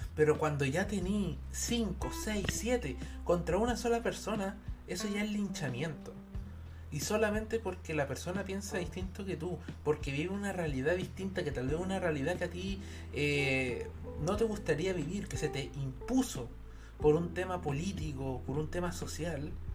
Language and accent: Spanish; Chile; como pueblo chileno